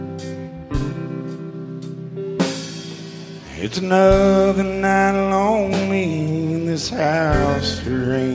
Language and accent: English; Lexington, Kentucky, United States; I'm from Lexington, Kentucky